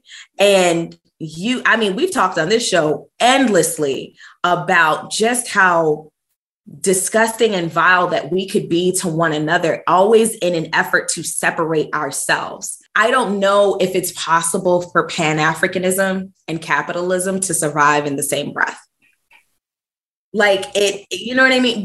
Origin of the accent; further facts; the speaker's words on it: New York, United States; growing up in New York